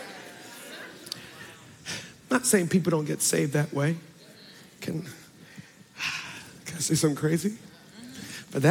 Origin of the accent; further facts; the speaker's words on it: Baltimore, Maryland, United States; I'm from Baltimore through and through